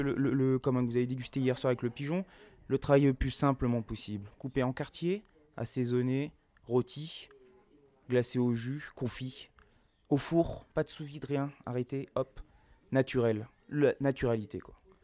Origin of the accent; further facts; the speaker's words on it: Paris, Île-de-France, France; moved away as an adult; also born or lived in Las Vegas, United States; now in Obernai, France; moi je suis parisien, je suis parisien d'origine